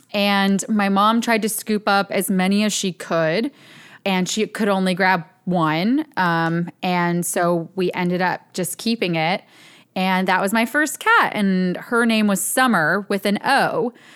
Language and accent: English; Ambler, Pennsylvania, United States; born or raised there